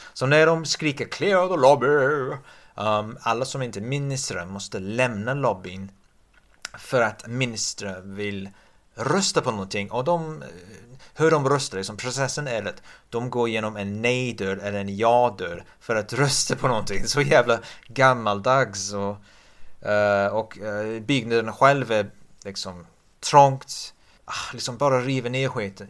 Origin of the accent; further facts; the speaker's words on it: England, United Kingdom; Swedish is a second language; moved away; jag är engelsman